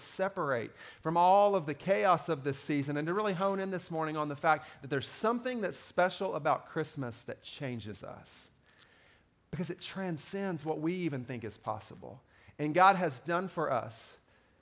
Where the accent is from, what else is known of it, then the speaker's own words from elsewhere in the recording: Kentucky, United States; I grew up in Kentucky